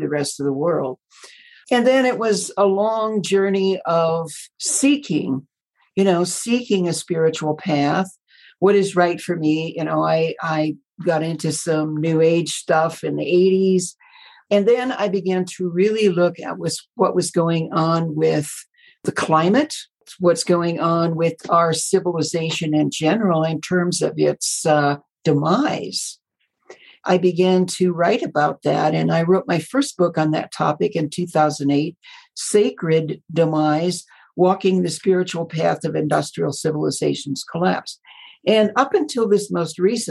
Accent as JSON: {"language": "English", "region": "Midwest", "country": "United States", "tie": "born or raised there", "also_born_or_lived": "Colorado / Southern California", "moved": "as an adult", "said": "I was born in the Midwest to Billy Graham Baptist parents, and I was an only child"}